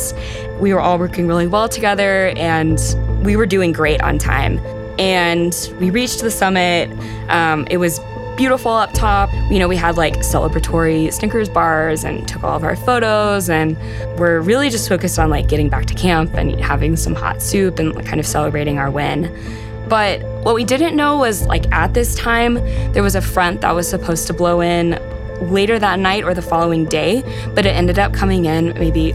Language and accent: English; Texas, United States; born or raised there